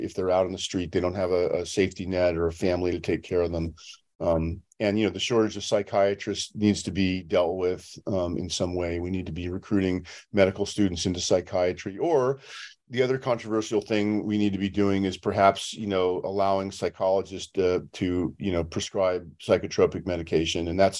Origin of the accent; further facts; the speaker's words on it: San Francisco, California, United States; now in Los Angeles, United States; I'm from the San Francisco area. You know, that's where I grew up. But now I live near Los Angeles